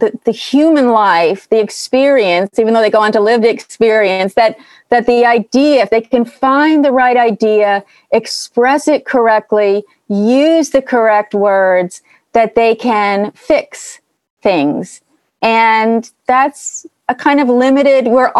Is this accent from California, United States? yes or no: yes; Berkeley, California, United States; I grew up in Berkeley.